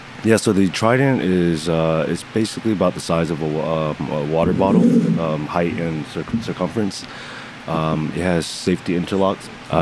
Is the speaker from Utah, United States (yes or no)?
no; Atlanta, Georgia, United States; In Atlanta, Georgia.